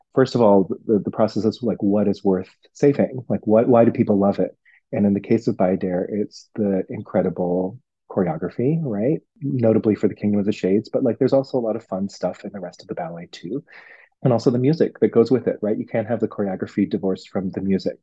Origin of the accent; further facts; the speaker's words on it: Hong Kong; moved away; I'm from Hong Kong